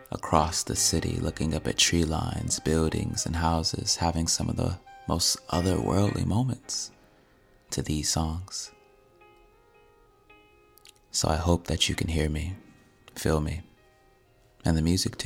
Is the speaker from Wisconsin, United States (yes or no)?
no; Detroit, Michigan, United States; born or raised there; moved away